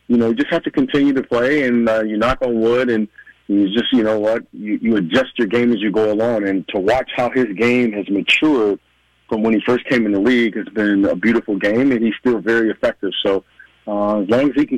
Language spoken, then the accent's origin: English; Midwest, United States; growing up in the Midwest